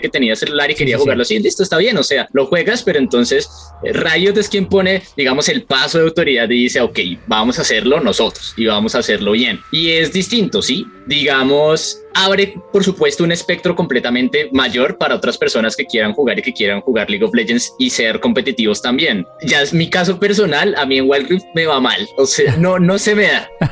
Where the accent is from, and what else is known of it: Colombia